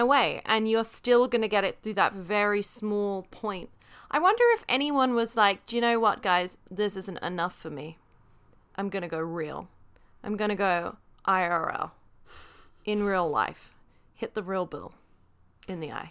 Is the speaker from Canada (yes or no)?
no; United Kingdom; moved away; I am British